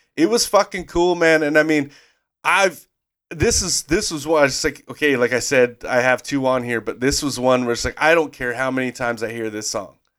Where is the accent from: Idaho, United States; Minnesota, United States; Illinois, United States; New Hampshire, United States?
Idaho, United States; we grew up in Idaho